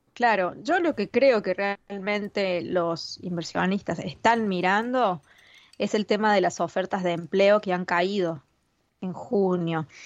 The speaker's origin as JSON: {"language": "Spanish", "country": "Argentina", "said": "como argentina"}